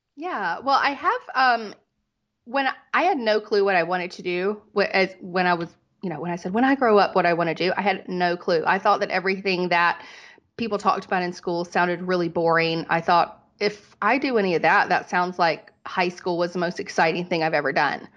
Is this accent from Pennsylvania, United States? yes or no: no; North Carolina, United States; moved away as an adult; also born or lived in Dallas, Texas / Las Vegas; I was from North Carolina